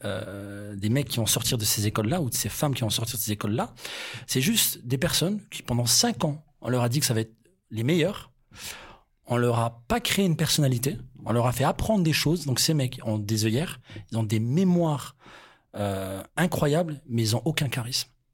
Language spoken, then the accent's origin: French; France; on est français